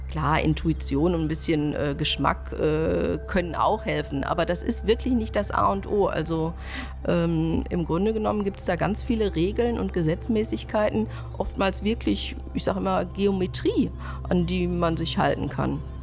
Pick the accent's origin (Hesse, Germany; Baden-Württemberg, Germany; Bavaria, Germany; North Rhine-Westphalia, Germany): North Rhine-Westphalia, Germany; Schwerte; moved away as an adult; also born or lived in Las Vegas / Cologne; now in Bonn, Germany; Ich komme aus Schwerte, das ist äh, im Ruhrgebiet und äh, dort bin ich zur Schule gegangen